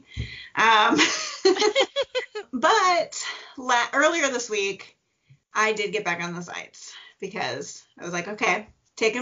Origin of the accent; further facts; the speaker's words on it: Midwest, United States; I'm a Midwesterner